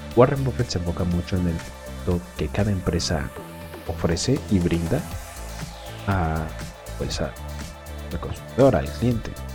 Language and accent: Spanish; Mexico; Aquí en México